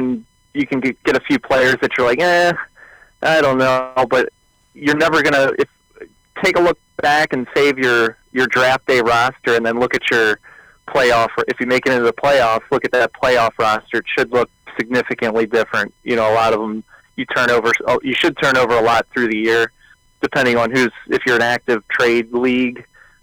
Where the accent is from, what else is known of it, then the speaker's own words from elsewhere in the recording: Baltimore, Maryland, United States; I guess I'm from Baltimore, Maryland